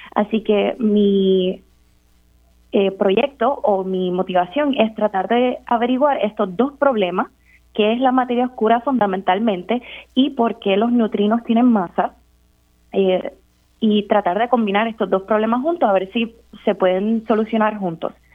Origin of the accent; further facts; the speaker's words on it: San Juan, Puerto Rico; Pues yo crecí en San Juan, entre lo que es Cupe y Caimito.